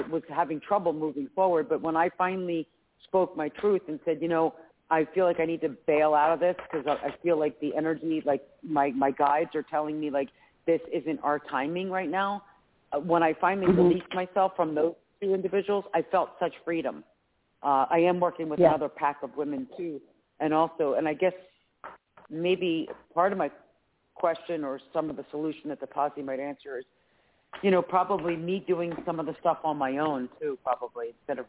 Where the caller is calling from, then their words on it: Philadelphia, Pennsylvania, United States; Hi, Claire Candy. … from Philadelphia, Pennsylvania.